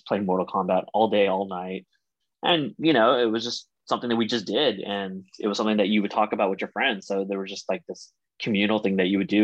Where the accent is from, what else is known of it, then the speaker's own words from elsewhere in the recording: Pico Rivera, California, United States; I grew up in Pico